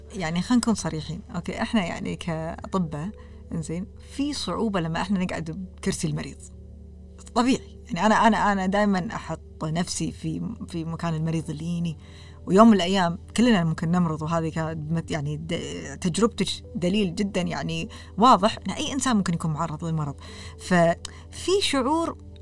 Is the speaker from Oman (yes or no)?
no; Kuwait; also born or lived in Canada; احنا ككويتيين